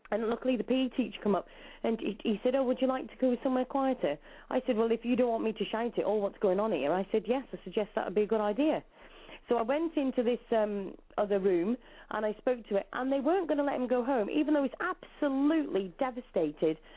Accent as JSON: {"language": "English", "region": "New York", "country": "United States", "said": "I'm from New York."}